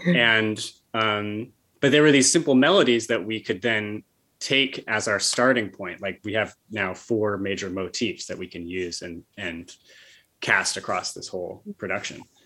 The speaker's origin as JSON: {"language": "English", "town": "Bethlehem", "region": "New York", "country": "United States", "tie": "born or raised there"}